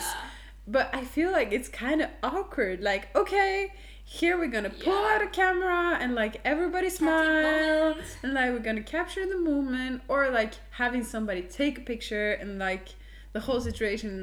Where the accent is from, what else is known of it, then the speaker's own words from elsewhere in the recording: Norway; English is a second language; We're from Norway